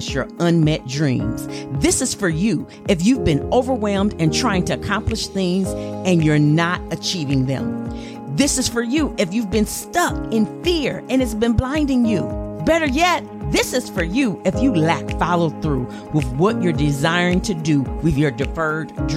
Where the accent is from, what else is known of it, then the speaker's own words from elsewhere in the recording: Flint, Michigan, United States; moved away; I was in Flint, Michigan. Absolutely loved being back in my hometown